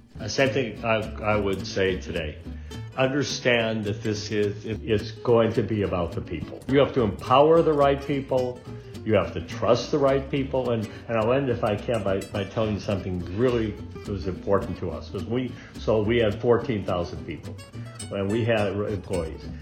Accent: Chicago, Illinois, United States; moved away as an adult; also born or lived in Washington, D.C.; now in California, United States; growing up in Chicago

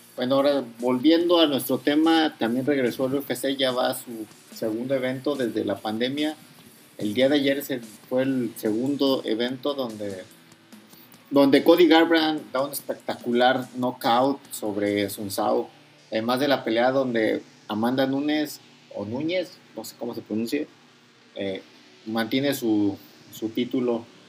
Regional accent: Mexico; siendo mexicano yo

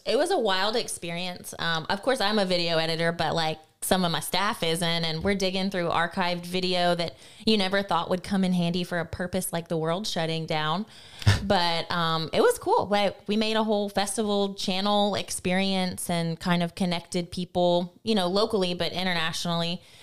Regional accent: Tennessee, United States; moved away as an adult; now in Lafayette, United States; I was raised in Tennessee for the first nineteen years of my life.

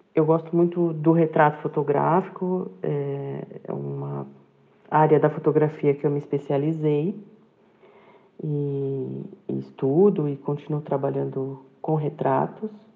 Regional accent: São Paulo, Brazil; moved away as an adult; now in Cabreúva, Brazil; eu sou de São Paulo e eu me mudei para a cidade de Cabreúva em 2014

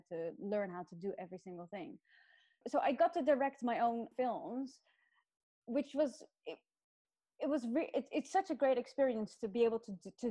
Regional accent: Netherlands; moved away as an adult; also born or lived in Australia / London, United Kingdom; I grew up in Holland

